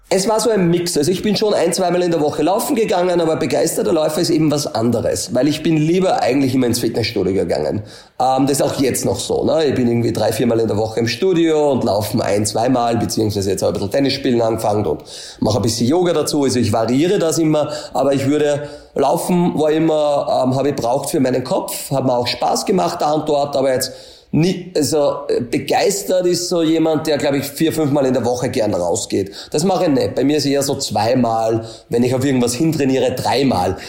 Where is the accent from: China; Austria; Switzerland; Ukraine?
Austria; a small village near Linz, Upper Austria; Ich komme aus Österreich. Ähm, dann ist eh schon immer relativ, äh, schwierig, Details zu erklären. Also Linz ist immer zwischen Salzburg und Wien, kennt nicht jeder, ist so eine Stadt mit zweihunderttausend Einwohner. Bin aber eigentlich von einem kleinen Dorf, von am Bauernhof, dort aufgewachsen